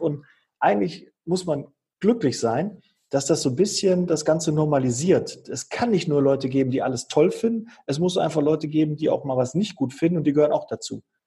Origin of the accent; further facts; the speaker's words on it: Bochum, North Rhine-Westphalia, Germany; moved away; ich komme ja ursprünglich aus Bochum